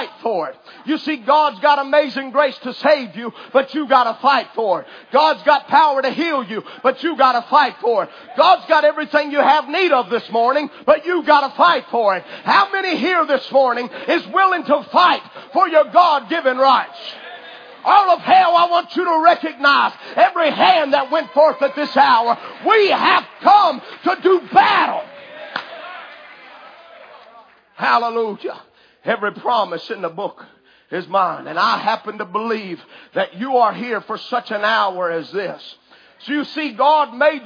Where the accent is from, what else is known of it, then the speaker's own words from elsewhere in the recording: United States; I, as an American citizen, I have certain rights